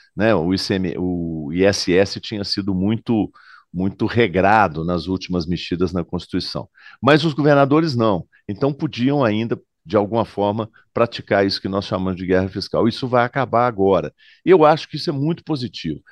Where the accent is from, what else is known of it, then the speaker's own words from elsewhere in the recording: Minas Gerais, Brazil; Eu, como mineiro